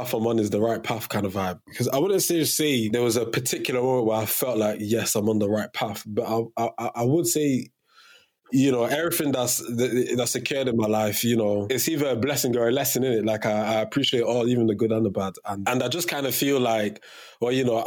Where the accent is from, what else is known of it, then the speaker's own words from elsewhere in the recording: England, United Kingdom; also born or lived in Cameroon; I was raised in England